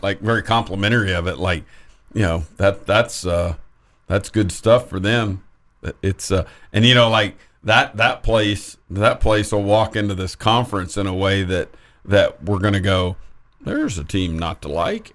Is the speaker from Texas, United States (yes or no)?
yes; Lubbock, Texas, United States; I'm ….